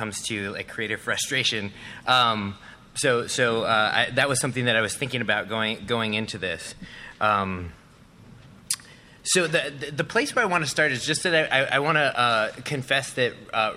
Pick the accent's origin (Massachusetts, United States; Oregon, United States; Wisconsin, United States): Wisconsin, United States; Milwaukee; now in Chicago, United States; I'm from Milwaukee. I live in Chicago.